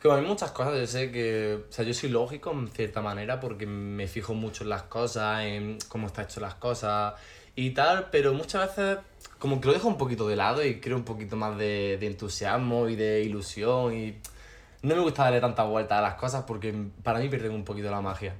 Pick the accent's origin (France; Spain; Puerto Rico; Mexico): Spain; Granada, Andalusia; yo soy de Granada de siempre. No de aquí, de aquí, pero, realmente soy de Granada.